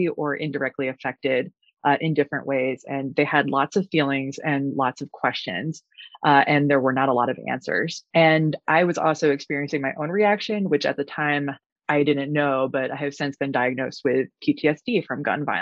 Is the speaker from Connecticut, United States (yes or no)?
yes; Newtown, Connecticut, United States; moved away as an adult; also born or lived in Virginia; I'm from Newtown, Connecticut